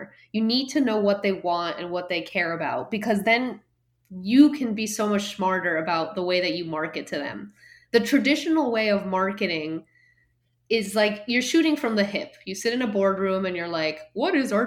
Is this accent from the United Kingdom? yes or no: no; Guatemala; moved away as an adult; also born or lived in Miami / Boston; I grew up in Guatemala and I went to school in Boston